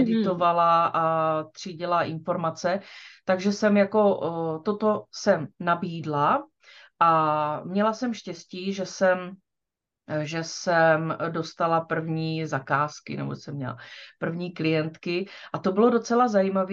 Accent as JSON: {"language": "Czech", "town": "Čejkovice", "region": "South Moravian Region", "country": "Czechia", "tie": "born or raised there", "also_born_or_lived": "Brno", "said": "Já jsem se narodila v Čejkovicích"}